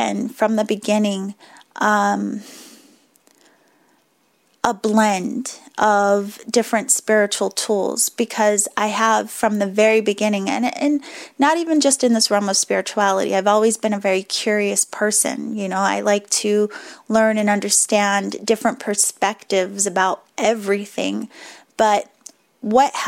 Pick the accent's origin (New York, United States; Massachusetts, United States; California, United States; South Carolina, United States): Massachusetts, United States; Boston; accent: Boston; my Boston accent just slipped back out a little bit